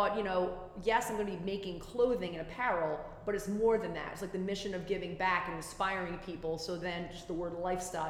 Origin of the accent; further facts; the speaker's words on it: Rhode Island, United States; born and raised Rhode Island